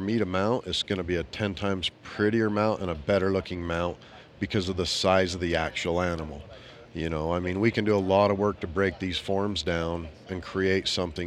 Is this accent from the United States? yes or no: yes; Southern Utah, United States; I grew up in Southern Utah